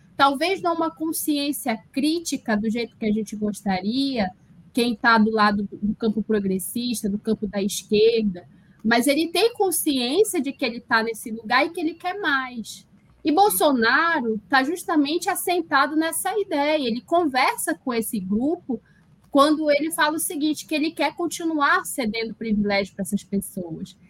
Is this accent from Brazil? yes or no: yes; Parintins, Amazonas, Brazil; moved away as an adult; also born or lived in São Carlos, Brazil; now in Jena, Germany; eu sou da cidade de Parintins, interior do Amazonas, com muito orgulho